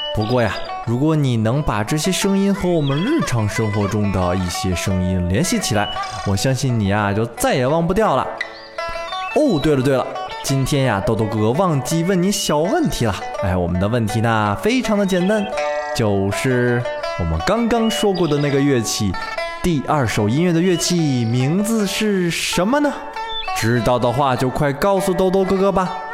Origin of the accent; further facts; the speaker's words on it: China; 我们中国人